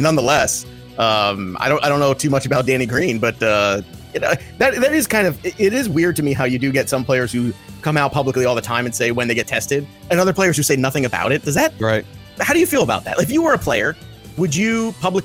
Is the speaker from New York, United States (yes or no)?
yes; Brooklyn, New York, United States; being a Mets fan growing up in Brooklyn